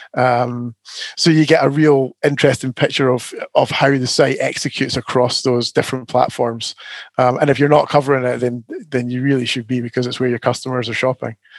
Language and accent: English; Scotland, United Kingdom; now in Canterbury, United Kingdom; As a Scotsman